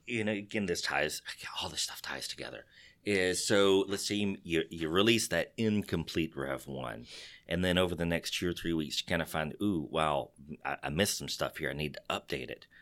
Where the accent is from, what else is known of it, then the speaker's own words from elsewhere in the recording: Texas, United States; accent: Texas; my Texas accent